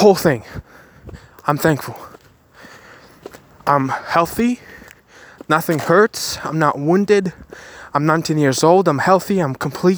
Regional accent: Kyiv, Ukraine; I was born in Chernobyl. Chernobyl affected zone in Ukraine, in Kiev

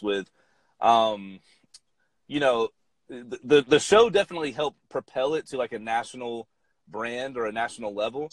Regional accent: Atlanta, Georgia, United States; I'm from Atlanta, Georgia, and I grew up about like mm-hmm. 30 minutes outside of the city

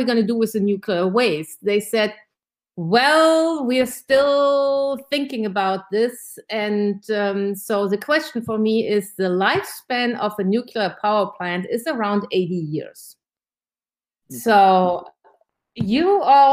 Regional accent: Germany; now in Georgia, United States; I'm originally from Germany

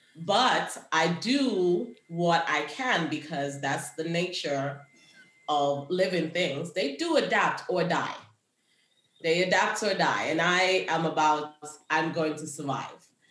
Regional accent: Kingston, Jamaica; now in United States; I grew up in Jamaica where we had a bush for everything.

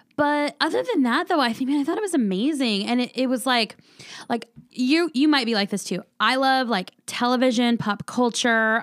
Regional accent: San Diego, California, United States; now in Phoenix, United States; I'm originally from San Diego, California

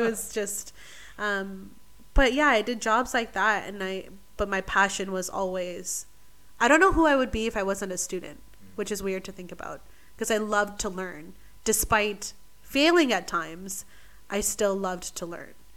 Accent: Vancouver, British Columbia, Canada; moved away as an adult; now in Australia; originally, I'm from Vancouver, British Columbia, the beautiful Pacific Northwest

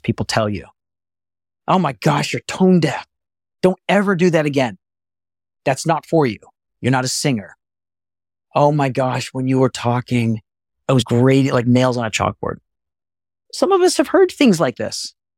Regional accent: Texas, United States; I'm from Texas

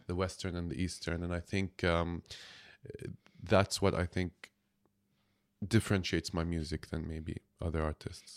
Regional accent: Jordan; I'm from Jordan

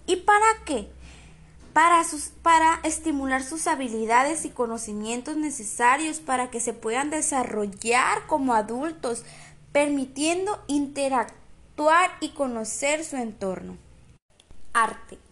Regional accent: Guatabampo, Sonora, Mexico; yo soy de Guatabampo, Sonora, y mis papás me han inculcado las costumbres y tradiciones

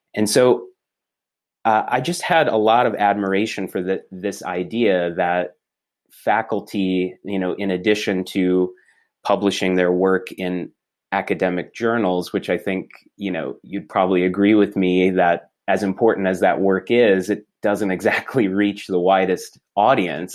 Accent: Clinton, Iowa, United States; first language English; also born or lived in Baltimore, Maryland; I grew up in a small town called Clinton, uh, in eastern Iowa

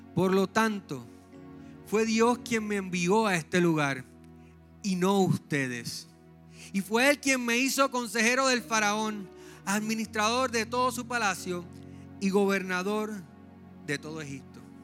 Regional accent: San Juan, Puerto Rico; now in Trujillo Alto, Puerto Rico; Yo soy un jíbaro de San Juan. Estamos viviendo en Trujillo Alto ahora.

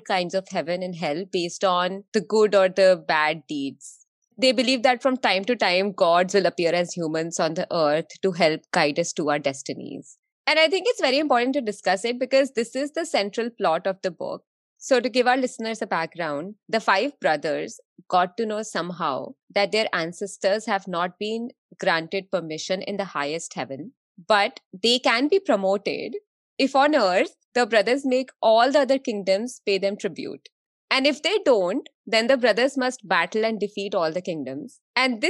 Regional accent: India; growing up in India

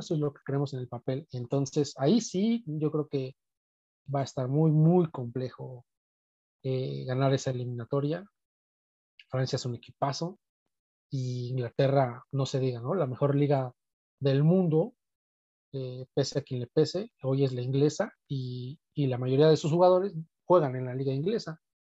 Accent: Mexico; como buen mexicano

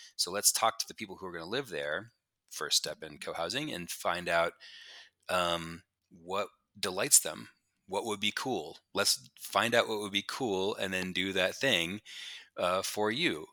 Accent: New Mexico, United States; moved away as an adult; also born or lived in Pittsburgh / Boulder; I grew up in New Mexico, uh, in the desert kinda by myself

